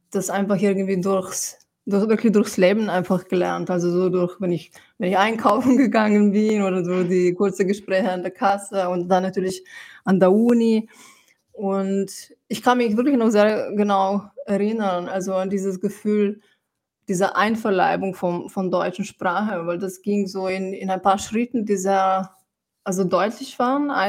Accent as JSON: {"language": "German", "country": "Slovenia", "tie": "born or raised there", "also_born_or_lived": "Ljubljana / Germany", "second_language": "German", "moved": "as an adult", "lives_now": "Vienna, Austria", "said": "ich wurde in Slowenien geboren und ich habe die ersten 18 Jahre habe ich in Slowenien verbracht. Und ich habe aber schon sehr früh, also, ähm, also diesen Wunsch gespürt äh, zu schreiben und habe eben auf Slowenisch schon geschrieben. Und dann kam ich mit 18 nach Wien."}